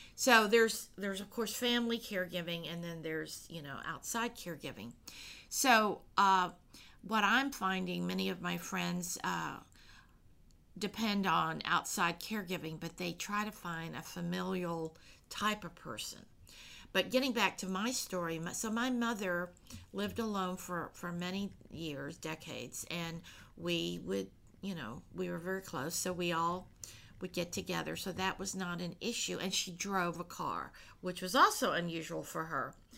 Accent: United States; I am born here in, in, you know America and have been you know I grew up with all the American ways

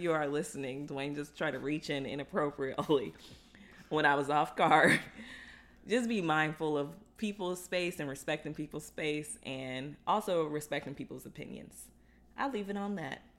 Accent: Florida, United States; growing up in Florida

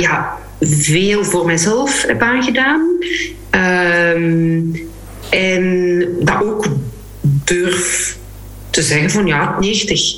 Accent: Flanders, Belgium; ons als, als Vlamingen, Belgen

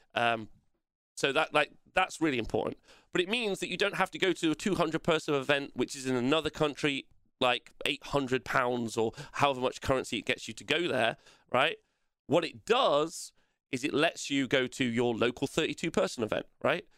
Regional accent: England, United Kingdom; I hate being English

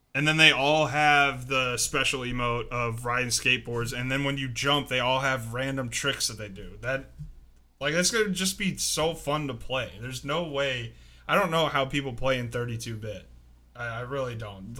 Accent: Maryland, United States; moved away; I grew up in Maryland

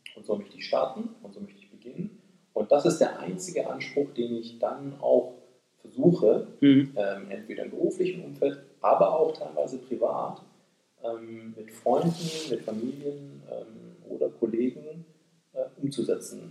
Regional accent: Böblingen, Baden-Württemberg, Germany; moved away as an adult; also born or lived in Asia; now in Japan; ich bin Deutsch-Koreaner, äh, geboren im Großraum Stuttgart, äh, in Böblingen. Meine Eltern sind im Rahmen, äh, des Wiederaufbaus Deutschlands, äh, in den siebziger Jahren nach Deutschland gekommen. Ähm, dort bin ich zur Schule gegangen

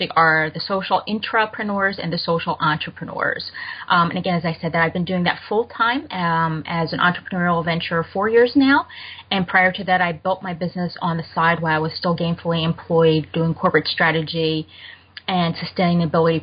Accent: Germany; moved away; I grew up in Germany

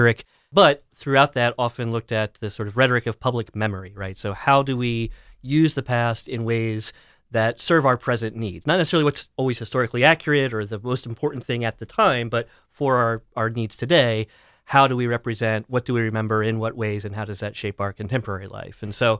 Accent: Pennsylvania, United States; also born or lived in Dallas, Texas; I grew up mostly in elementary school down towards Lancaster County in Pennsylvania, had middle school stint in Dallas, Texas area, and then most of high school in western Pennsylvania, sort of near Clarion.

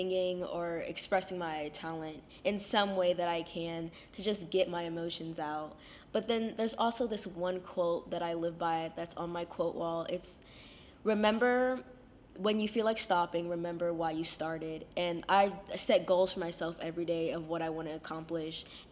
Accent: Cincinnati, Ohio, United States; born and raised in Cincinnati

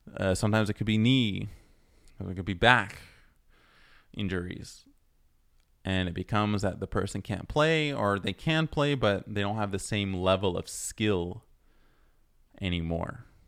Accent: Toronto, Ontario, Canada; now in Montreal, Canada; especially where I live in Montreal, where I was born in Toronto

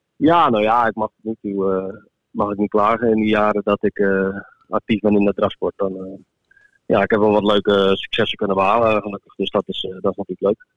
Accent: Netherlands; ik ben een Nederlander

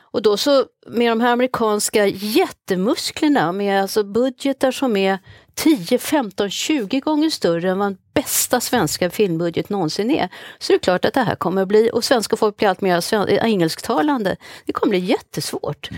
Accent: Sweden; vi som svenskar

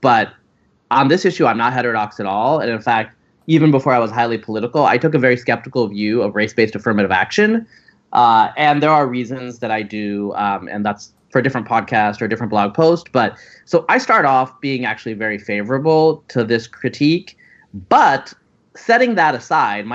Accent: Pacific Northwest, United States; I'm from the Pacific Northwest

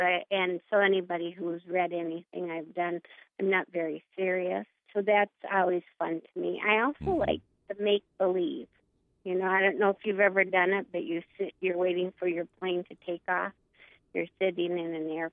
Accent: Hallock, Minnesota, United States; I grew up in Hallock, Minnesota, way up in the northern Red River Valley.

